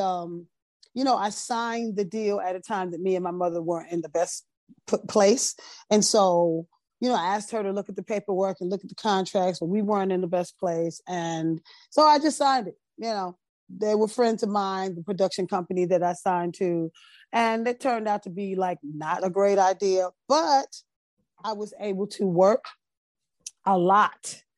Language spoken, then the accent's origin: English; Teaneck, New Jersey, United States; also born or lived in Brooklyn, New York; I was born in Brooklyn, raised in Teaneck